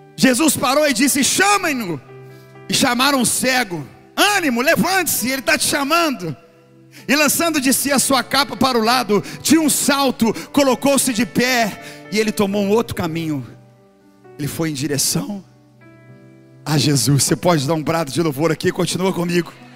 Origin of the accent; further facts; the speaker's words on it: Belo Horizonte, Minas Gerais, Brazil; moved away; eu morei aqui, levei na casa onde eu, onde eu nasci